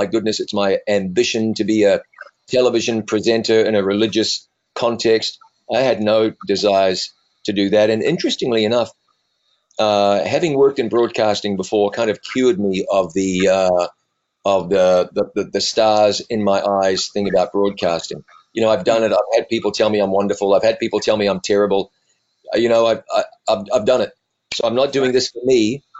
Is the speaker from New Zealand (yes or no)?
yes; New Zealand; So my accent has been moderated over time. Raised in New Zealand, blue collar family, blue collar town, got out of high school, college, radio.